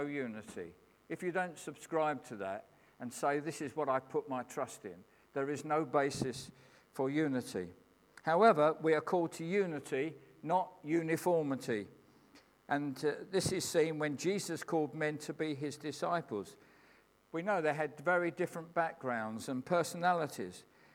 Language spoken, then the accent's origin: English; England, United Kingdom; I'm a Christian who happens to be an Englishman